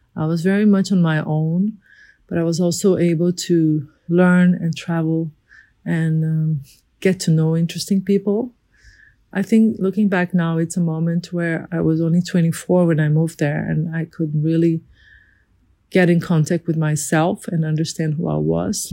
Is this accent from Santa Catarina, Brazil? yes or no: no; Rio de Janeiro, Brazil; I'm a designer from Brazil, born in Rio de Janeiro